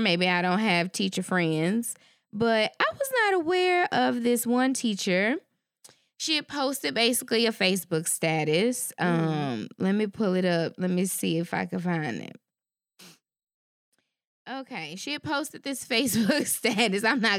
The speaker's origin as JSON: {"language": "English", "town": "Shreveport", "region": "Louisiana", "country": "United States", "tie": "born or raised there", "moved": "yes", "said": "It is actually my hometown. Okay. My school district, Caddo Parish."}